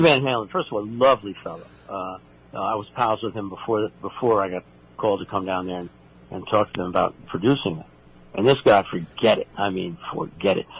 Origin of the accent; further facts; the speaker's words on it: New York City, New York, United States; moved away; are all born and raised in New York City